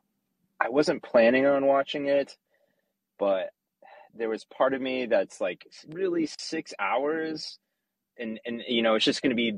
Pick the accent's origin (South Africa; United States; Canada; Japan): United States; Midwest; I'm from the Midwest